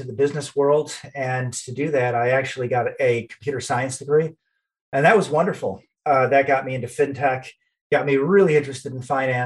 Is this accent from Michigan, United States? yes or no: yes; a little bit north of Detroit, Michigan, United States; I'm from the Midwest. I grew up in, and I'm still in Michigan, a little bit north of Detroit